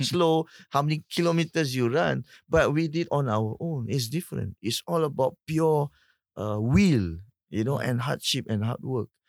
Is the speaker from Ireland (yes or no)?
no; Singapore; as a Singaporean